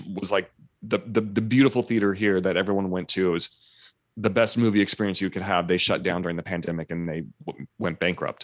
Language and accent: English; Fresno, California, United States; I grew up in Fresno where, like, I went to school with kids whose parents were migrant farm workers.